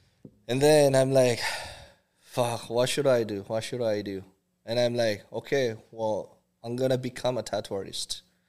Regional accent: South Korea; English is a second language; moved away as an adult; also born or lived in Winnipeg, Canada; now in Calgary, Canada; born and raised in Korea. I came to Canada when I was 21, 22.

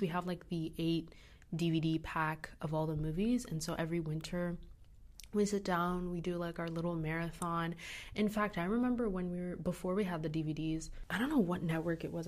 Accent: United States; Growing up in America

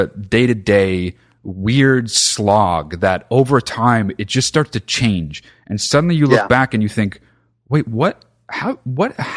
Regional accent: United States; growing up in America, we learn a lot about fascist dictators

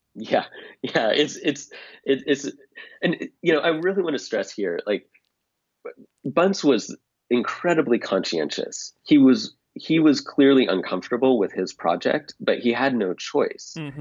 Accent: United States; moved away as an adult; also born or lived in Japan; we as Americans, and speaking as an American

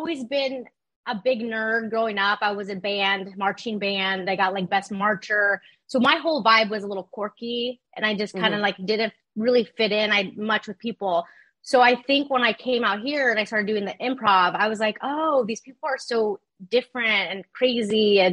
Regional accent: Ontario, California, United States; also born or lived in Rancho Cucamonga, California; now in West Hollywood, United States; I grew up in Ontario, California, and then the IE. So then later on, like Ranch Cucamonga with my family

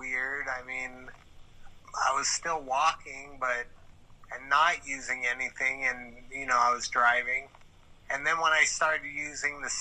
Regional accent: Hawaii, United States; I'm thankful to live here, feel very happy to be born and raised in Hawaii

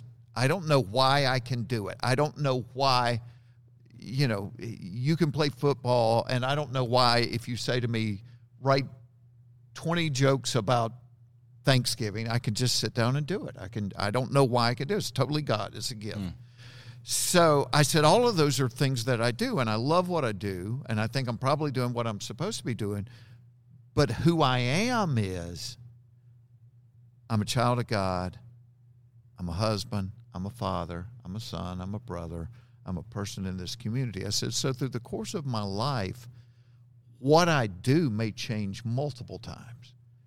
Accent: Georgia, United States; Growing up in Georgia, I don't say that.

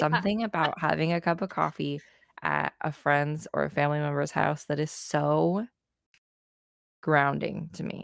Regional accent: United States; As an American

